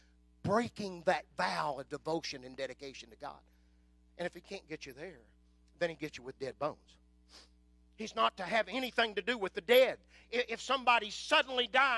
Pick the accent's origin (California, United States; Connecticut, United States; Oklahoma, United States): Oklahoma, United States; Southwest; I was raised in Southwest Oklahoma